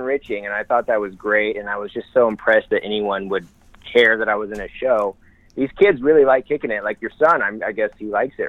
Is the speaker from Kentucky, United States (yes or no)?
no; Illinois, United States; moved away; I went back to my hometown, Illinois.